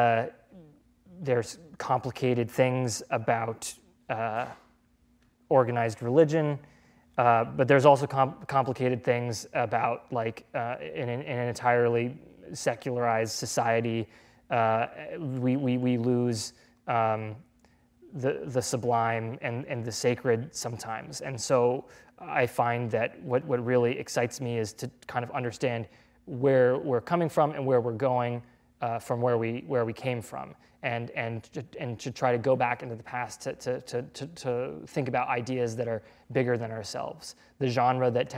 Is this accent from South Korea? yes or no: no; New England, United States; it'll probably have to take place in New England because that's where I'm from